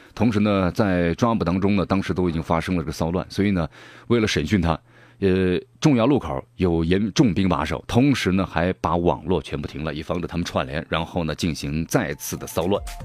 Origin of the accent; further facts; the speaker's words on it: Sichuan, China; accent: Sichuanese; 用咱们四川话说